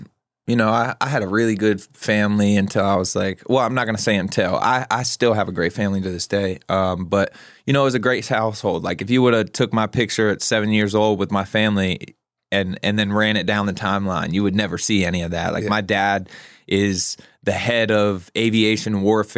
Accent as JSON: {"language": "English", "region": "Maryland", "country": "United States", "tie": "born or raised there", "said": "So Southern Maryland, it's in Maryland, about an hour and a half outside of Baltimore. Honestly, a pretty rural community"}